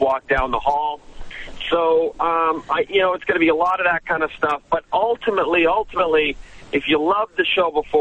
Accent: Canada; moved away as an adult; now in Los Angeles, United States; Growing up in Canada

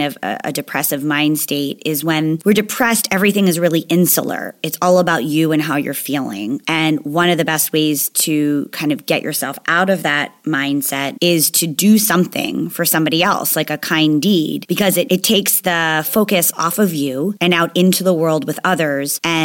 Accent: New Jersey, United States; I'm from New Jersey

